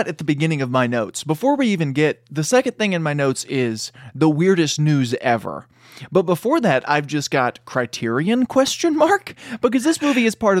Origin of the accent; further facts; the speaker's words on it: England, United Kingdom; And so, we watched the American version because we're English.